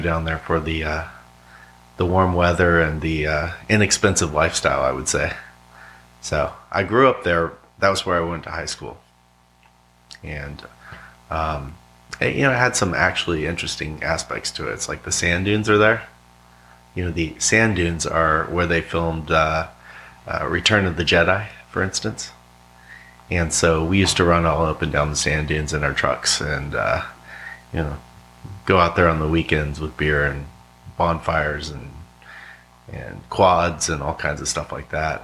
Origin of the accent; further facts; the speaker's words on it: Yuma, Arizona, United States; also born or lived in San Diego, California; now in Roanoke, United States; Originally uh, San Diego, uh, but I spent a lot of time growing up in Yuma, Arizona